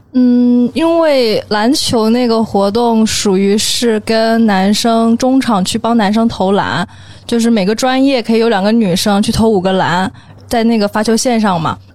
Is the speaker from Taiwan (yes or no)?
no; Lushan, Jiangxi, China; moved away as an adult; also born or lived in Nanjing; now in Beijing, China; 我来自江西庐山